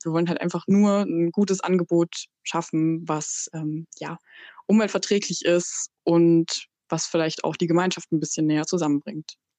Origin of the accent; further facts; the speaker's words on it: Burgenlandkreis, Saxony-Anhalt, Germany; now in Halle, Germany; Ich komme aus dem Burgenlandkreis. Ähm, ich bin in einer, ja, in einer 2000 Seelen Dorf aufgewachsen